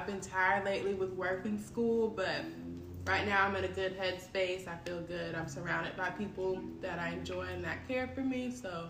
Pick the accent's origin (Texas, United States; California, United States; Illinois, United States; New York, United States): California, United States; moved away as an adult; also born or lived in Mississippi; now in Johnson City, United States; I'm from California.